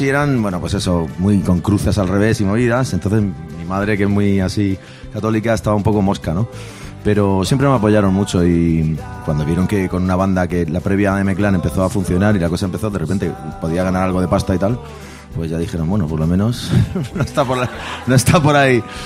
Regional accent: Murcia, Region of Murcia, Spain; moved away; yo no vivo ahí hace años, pero somos de Murcia, nos hemos criado en Murcia y somos un grupo de Murcia

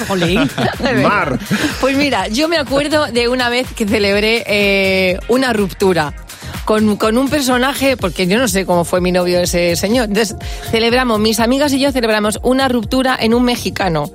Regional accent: Spain; los españoles

